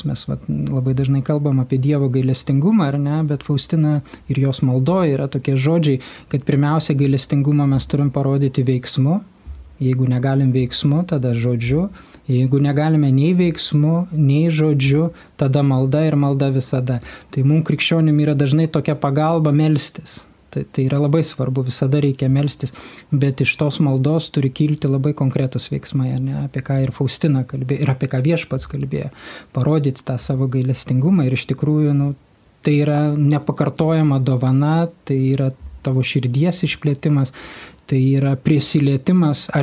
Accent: Lithuania; mes lietuviai

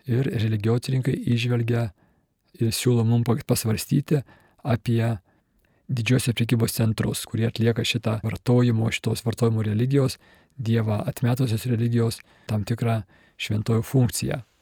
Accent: Kaunas, Kaunas County, Lithuania; aš pats esu kaunietis ir, ir krepšinis man nuo vaikystės svarbus

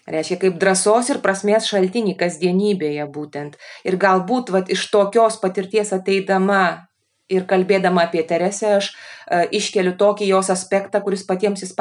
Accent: Lithuania; kai mes lietuviai atvažiuojam

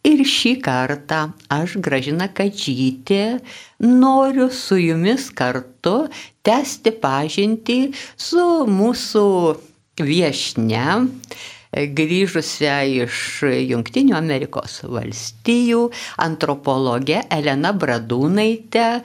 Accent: Lithuania; Mes e, čia, kur augome Lietuvoje, na, buvo tokių įvairių buvo laikas, kai nebuvo psichologijos.

